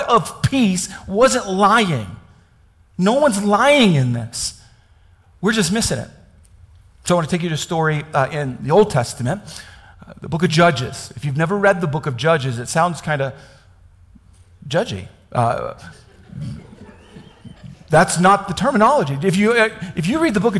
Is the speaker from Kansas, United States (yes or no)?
yes; Kansas, United States; I grew up in Kansas.